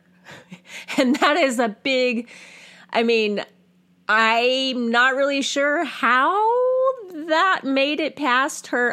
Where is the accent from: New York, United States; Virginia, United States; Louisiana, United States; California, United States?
California, United States; Central; I am a white Gen X woman born and raised in Central California